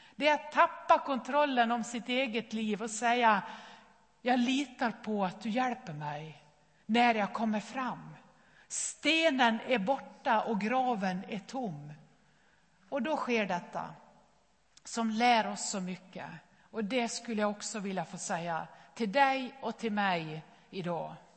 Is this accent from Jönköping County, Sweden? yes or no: no; Nås, Dalarna County, Sweden; moved away; min mamma hemma i Nås i Västerdalarna